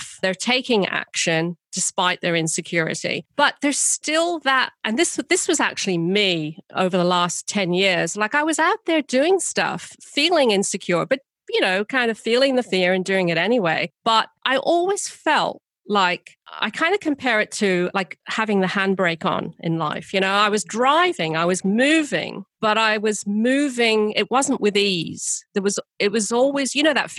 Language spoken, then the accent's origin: English; United Kingdom; I'm British